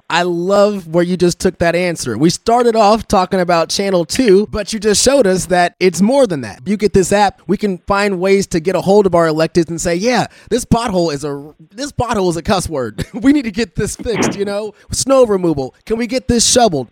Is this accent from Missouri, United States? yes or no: yes; Lee's Summit, Missouri, United States; I came from Lee Summit. I went to high school in Lee Summit.